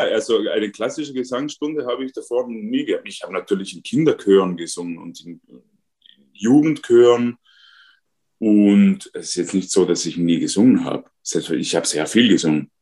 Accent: South Tyrol, Trentino-Alto Adige, Italy; first language Ladin; German is a second language; now in Austria; Ich bin ein Südtiroler ladinischer Muttersprache

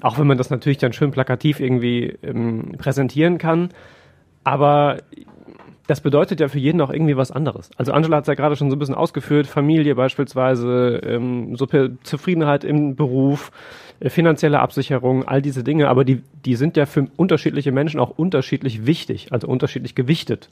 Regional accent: Siegerland, North Rhine-Westphalia, Germany; moved away as an adult; now in Essen, Germany; Ich komme ja nicht gebürtig aus dem Ruhrgebiet, sondern aus dem Siegerland

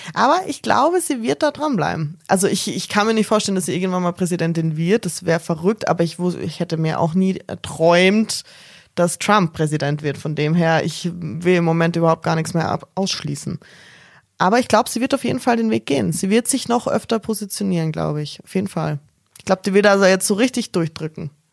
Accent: Styria, Austria; Als Österreicherin

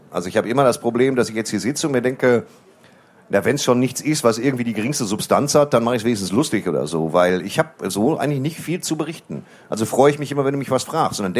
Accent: Waltrop, North Rhine-Westphalia, Germany; Also ich komme aus Waldrop. Wir haben sehr, sehr wenig durchtrainierte Männer auf weißen Pferden.

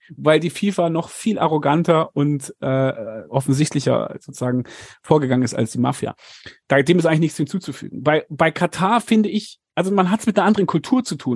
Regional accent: Germany; now in South Africa; bei uns in Deutschland

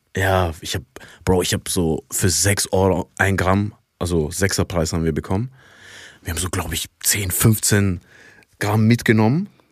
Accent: Iraq; moved away; Ich komme ja ursprünglich aus dem Irak

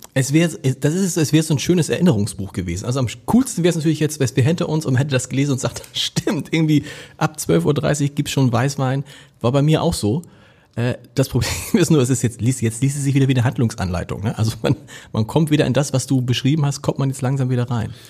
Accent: Hamburg, Germany; als Hamburger

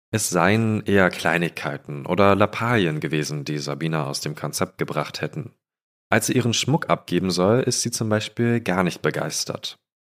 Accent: Falkensee, Brandenburg, Germany; moved away; in Falkensee, wo ich herkomme

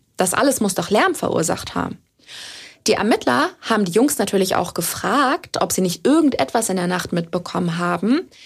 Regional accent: Germany; bei uns in Deutschland

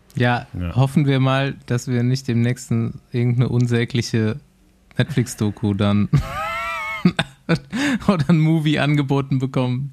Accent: Düsseldorf, North Rhine-Westphalia, Germany; als Düsseldorfer

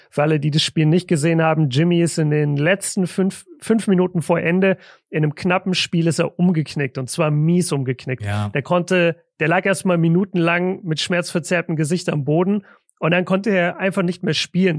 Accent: Southern Germany, Germany; now in Ruhr area, Germany; bei uns im Süden

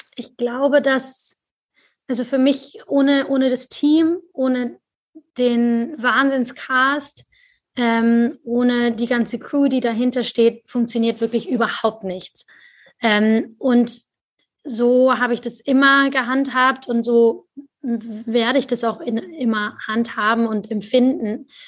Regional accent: Germany; ich als Deutsche

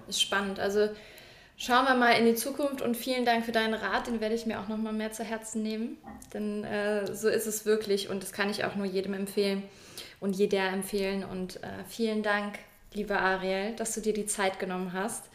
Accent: Cologne and Eschweiler, North Rhine-Westphalia, Germany; also born or lived in Hamburg; now in Lübeck, Germany; in meiner Heimat Köln und Echweiler wieder zurückzukommen.

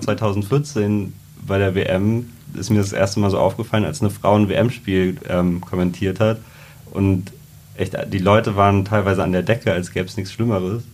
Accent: Trier, Rhineland-Palatinate, Germany; moved away; wo ich herkomme in Trier

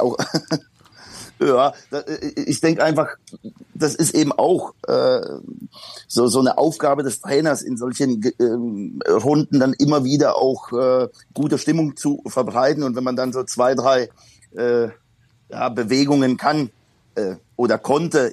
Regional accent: Poland; now in Germany; ich bin gebürtiger Pole und äh, bin halt noch in Zeiten aufgewachsen, da war äh, der Bürgerkriegszustand in Polen ausgerufen

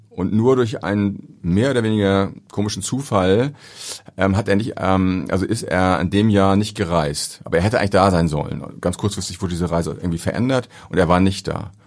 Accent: Ahrensburg, Schleswig-Holstein, Germany; ich komme aus Ahrensburg, hab da, beim, hab da war da Torwart in der Jugendmannschaft

